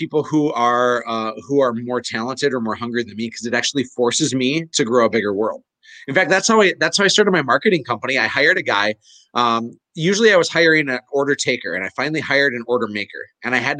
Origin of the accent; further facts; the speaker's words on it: Fargo, North Dakota, United States; I'm from Fargo